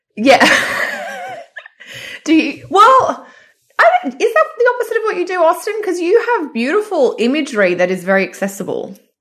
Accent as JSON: {"language": "English", "town": "Sydney", "region": "New South Wales", "country": "Australia", "tie": "born or raised there", "moved": "yes", "said": "I'm here, uh, in Sydney in my old childhood bedroom"}